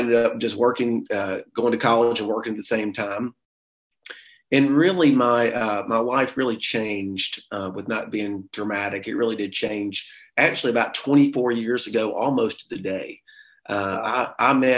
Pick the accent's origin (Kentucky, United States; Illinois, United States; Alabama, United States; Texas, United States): Alabama, United States; Pinson; I grew up in the Birmingham area, a little small rural town called Pinson, Alabama